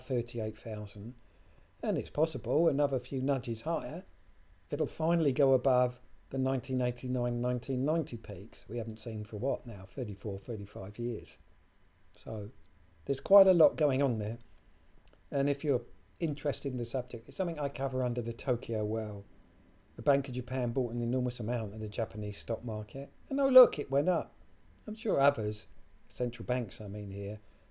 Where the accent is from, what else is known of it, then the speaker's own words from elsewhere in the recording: United Kingdom; my home country, the UK